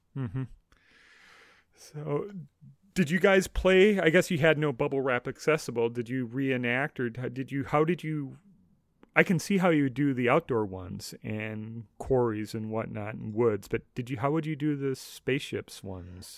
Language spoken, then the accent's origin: English; Minneapolis–Saint Paul, Minnesota, United States; growing up in Twin Cities in Minnesota